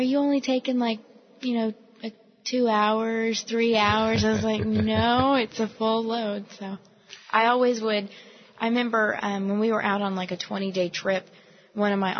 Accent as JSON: {"language": "English", "region": "Alabama", "country": "United States", "tie": "born or raised there", "moved": "yes", "lives_now": "Nashville, United States", "said": "I was born in Alabama"}